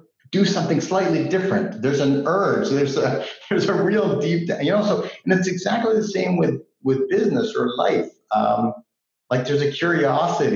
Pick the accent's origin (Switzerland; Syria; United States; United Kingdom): Switzerland; moved away; also born or lived in Canada; we grew up in Switzerland, and we moved to Canada. My mom is Canadian